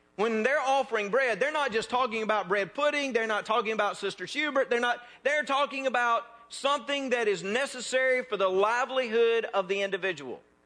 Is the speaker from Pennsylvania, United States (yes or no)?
no; North Mississippi, United States; moved away; also born or lived in South Louisiana; I am from North Mississippi.